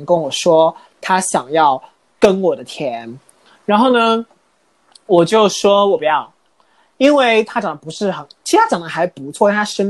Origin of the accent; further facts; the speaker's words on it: Jiuzhaigou, Sichuan, China; 我那块田本来很实的扎根在我们老家九寨沟那边的